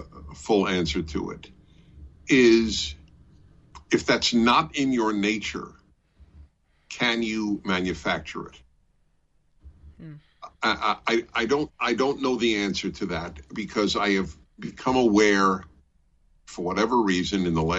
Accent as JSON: {"language": "English", "town": "New York City", "region": "New York", "country": "United States", "tie": "born or raised there", "also_born_or_lived": "Brooklyn", "moved": "yes", "lives_now": "California, United States", "said": "I grew up in New York City, which has a very extensive subway system"}